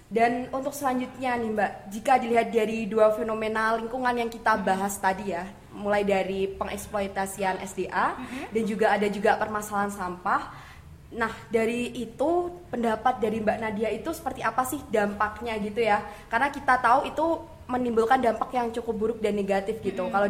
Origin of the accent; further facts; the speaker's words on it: Tulungagung, East Java, Indonesia; saya dari Tulungagung.